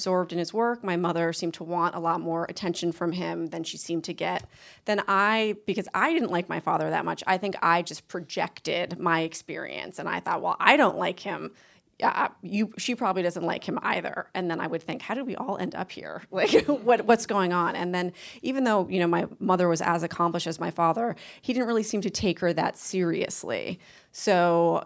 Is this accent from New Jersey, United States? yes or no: no; Boston, Massachusetts, United States; the home I grew up in Boston